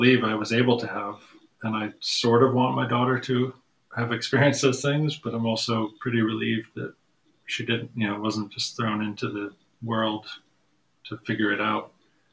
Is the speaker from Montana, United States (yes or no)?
no; Ann Arbor, Michigan, United States; I grew up in Ann Arbor, Michigan, and it was a pretty weird place